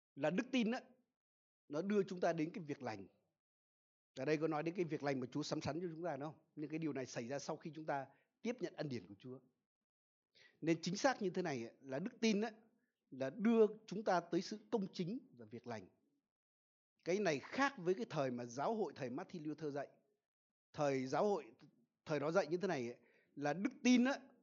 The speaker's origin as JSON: {"language": "Vietnamese", "country": "Vietnam", "tie": "born or raised there", "said": "ở quê tôi là gần sông đáy"}